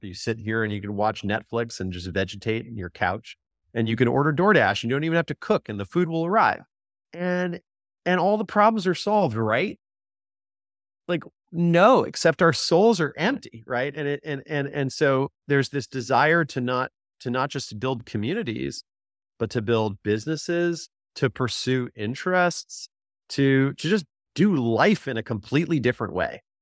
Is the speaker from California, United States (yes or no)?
yes; Southern California, United States; I grew up in Southern California